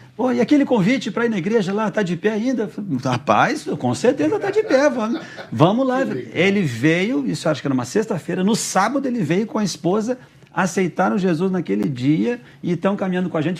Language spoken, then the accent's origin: Portuguese; Rio Negro, Paraná, Brazil; also born or lived in Mato Grosso; now in Curitiba, Brazil; eu nasci no Mato Grosso, mas me criei em Rio Negro